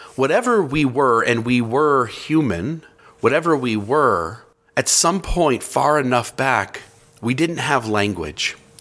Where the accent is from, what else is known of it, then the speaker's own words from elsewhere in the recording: near Cleveland, Ohio, United States; I grew up near Cleveland, Ohio